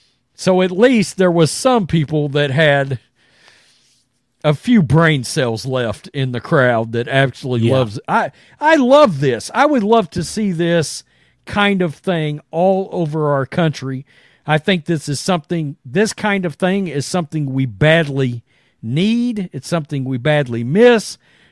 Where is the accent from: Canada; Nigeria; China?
Canada; As a Canadian, this is kind of insane.